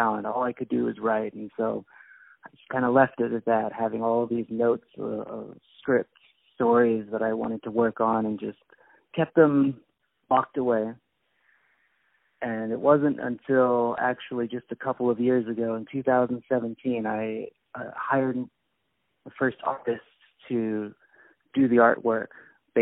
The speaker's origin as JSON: {"language": "English", "area": "outside of Philadelphia", "region": "Pennsylvania", "country": "United States", "tie": "born or raised there", "also_born_or_lived": "Hershey, Pennsylvania / Portland, Oregon", "moved": "as an adult", "lives_now": "China", "said": "I was born just kind of outside of Philadelphia in Pennsylvania. I lived in Hershey, Pennsylvania for a while, where the chocolate is. And then I lived in Portland, Oregon for about 15 years"}